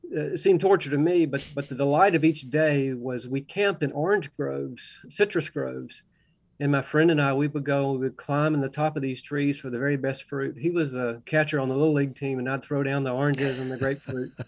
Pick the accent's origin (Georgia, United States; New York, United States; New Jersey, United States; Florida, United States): Georgia, United States; Augusta; now in Russell County, Virginia, United States; I grew up in Augusta, Georgia, close to the Savannah River